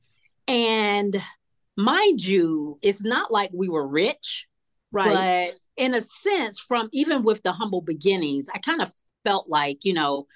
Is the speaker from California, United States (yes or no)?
no; Atlanta, Georgia, United States; I grew up here in Atlanta, Southwest Atlanta, in a single parent home with my mother